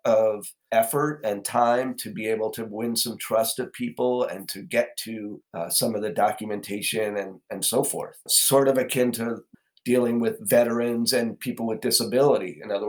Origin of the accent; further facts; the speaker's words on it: Southern California, United States; I'm Haole boy from Southern California